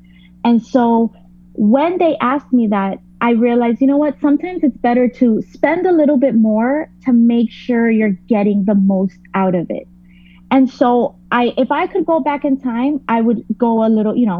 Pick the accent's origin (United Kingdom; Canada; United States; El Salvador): United States; Miami, Florida; I'm from Miami